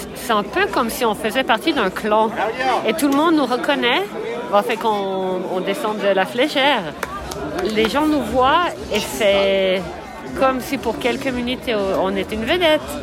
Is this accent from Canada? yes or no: yes; Canada; now in Switzerland; je suis canadienne mais j'habite en Suisse.